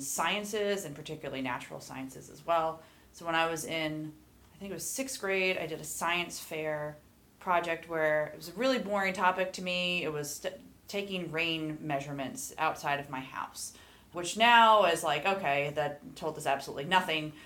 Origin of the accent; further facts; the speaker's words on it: Lehigh Valley, eastern Pennsylvania, United States; also born or lived in Maine / Idaho; now in Boise, United States; growing up in the Lehigh Valley, which is in eastern Pennsylvania.